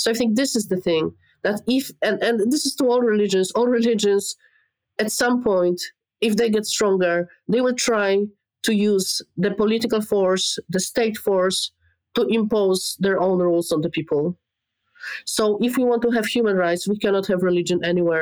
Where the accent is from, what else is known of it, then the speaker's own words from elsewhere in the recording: Poland; I'm from Poland